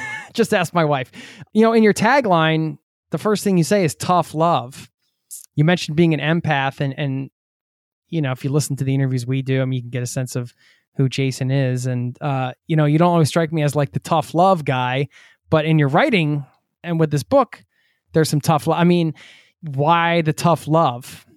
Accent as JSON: {"language": "English", "country": "United States", "moved": "yes"}